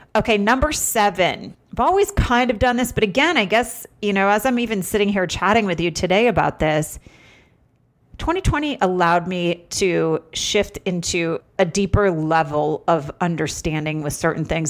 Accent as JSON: {"language": "English", "region": "Vermont", "country": "United States", "tie": "born or raised there", "also_born_or_lived": "Los Angeles", "moved": "yes", "said": "I grew up in Vermont."}